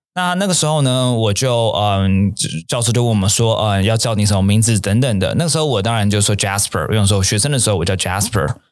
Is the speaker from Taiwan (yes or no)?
yes; Taiwan; 明明我们是台湾人